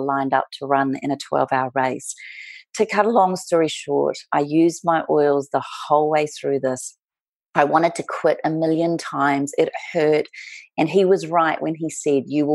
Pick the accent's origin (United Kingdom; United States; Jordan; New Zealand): New Zealand; moved away as an adult; also born or lived in Melbourne, Australia; now in Australia; I am a Kiwi. I was brought up and raised in New Zealand, and at 19 years of age, decided to go on my big OE